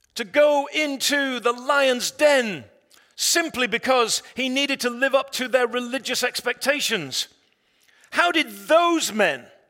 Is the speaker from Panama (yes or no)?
no; England, United Kingdom; I'm an Englishman.